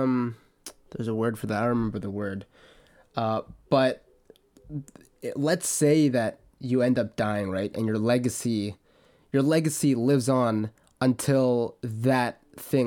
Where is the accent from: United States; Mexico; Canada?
Canada; I'm Canadian and I go to school in Alberta.